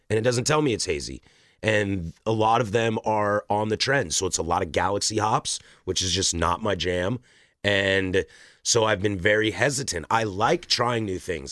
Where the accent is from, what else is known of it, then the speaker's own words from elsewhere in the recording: Vancouver, Washington, United States; moved away as an adult; now in Portland, United States; I was born in the state of Washington, I was raised in the state of Washington